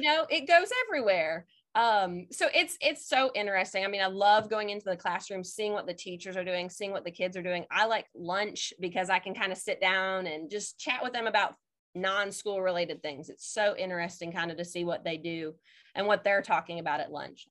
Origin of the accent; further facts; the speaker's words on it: Indiana, United States; moved away as an adult; also born or lived in New Jersey / Mississippi; now in Madison, Mississippi, United States; I am originally from Indiana, went to college in New Jersey